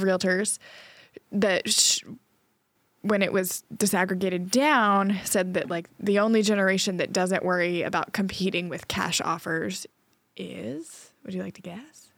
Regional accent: Trinity, North Carolina, United States; moved away; my hometown in Winston Sa-, in Trinity, North Carolina

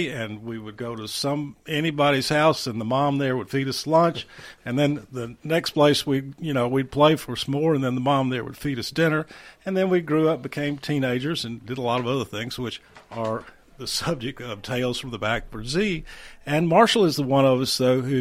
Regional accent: Mount Pleasant, Tennessee, United States; they adopted me as an honorary Mount Pleasantian in the '70s, uh-huh. and um, I spent most of my time growing up down there

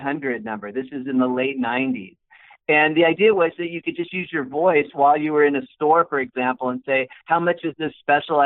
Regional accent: Bay Area, near San Francisco, California, United States; I'm a California kid. I grew up in the Bay Area and near San Francisco, out in the suburbs

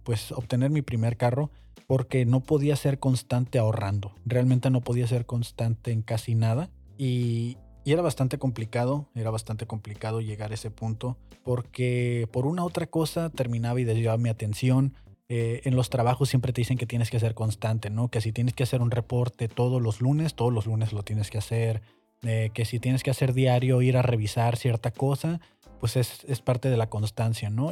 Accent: Mexico

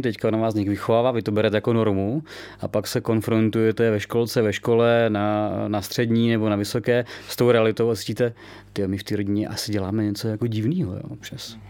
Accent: Czechia; jednak jsme Češi, máme tady tu zemi rádi

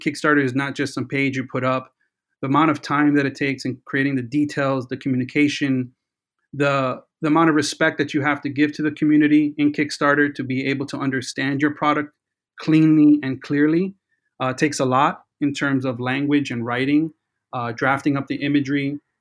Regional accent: New York City, New York, United States; growing up in New York City

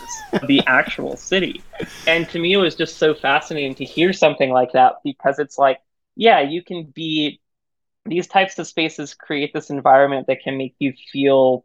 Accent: San Antonio, Texas, United States; growing up where I grew up in San Antonio, Texas, in the like late 90s and early 2000s

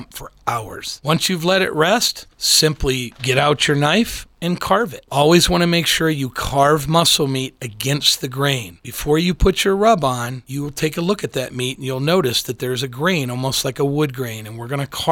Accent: Midwest, United States; I grew up in the Midwest

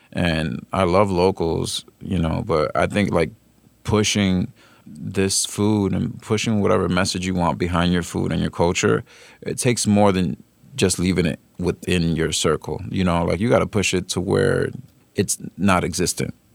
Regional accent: New York, United States; I'm not from New York, but I am, born and raised

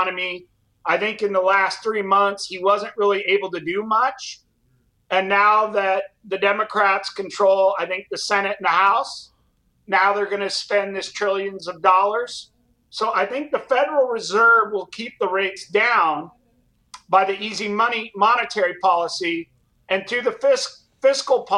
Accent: San Clemente, California, United States; also born or lived in Riverside, California / Venice, Italy (ancestry); All throughout high school, I was on the surf team. So San Clemente, where I'm from

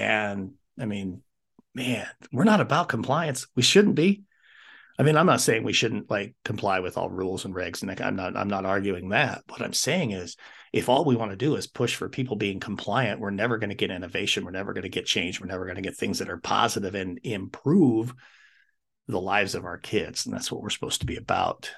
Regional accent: Wyoming, United States; moved away as an adult; I wanted to come back to my home state of Wyoming

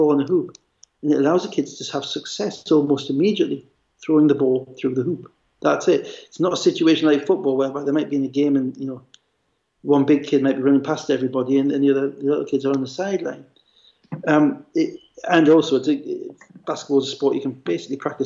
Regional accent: Gateshead, North East England, United Kingdom; also born or lived in United States; a boys club that I used to play for football for in Gateshead

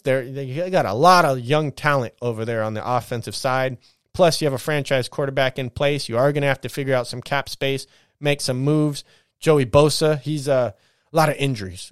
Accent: San Bernardino, California, United States; I'm from the Dirty Dino

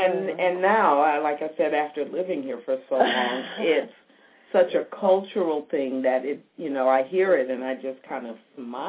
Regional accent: St. Louis, Missouri, United States; moved away as an adult; now in Dallas, United States; I grew up in St. Louis, so I was in the Midwest and in the middle from north to south, you know, right above the Mason-Dixon line.

